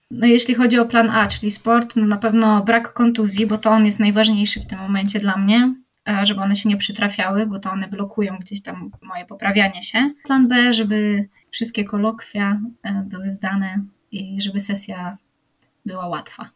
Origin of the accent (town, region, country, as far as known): Poland